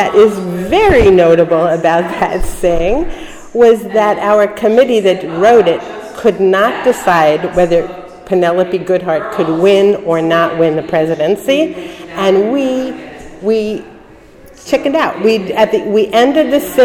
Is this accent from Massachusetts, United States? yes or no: no; New York City, New York, United States; moved away as an adult; I was born in Brooklyn on East 19th Street and Foster Avenue. I grew up in an apartment building there